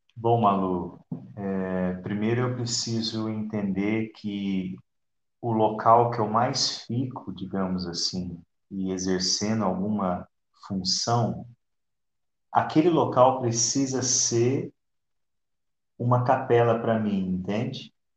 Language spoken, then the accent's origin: Portuguese; Ituverava, São Paulo, Brazil; now in Itapetininga, Brazil; Eu nasci numa cidade próximo de Ribeirão Preto, ali região de Barretos, se chama Ituverava. Ainda é São Paulo, né?